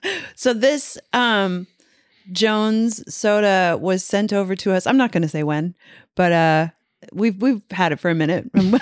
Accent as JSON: {"language": "English", "country": "Canada", "said": "but as a Canadian, I'd never had it before."}